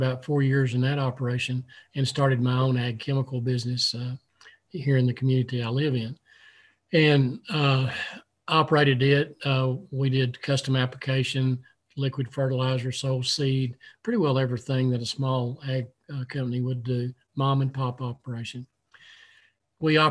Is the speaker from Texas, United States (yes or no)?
yes; West Texas, United States; I was born and raised in the small community I currently live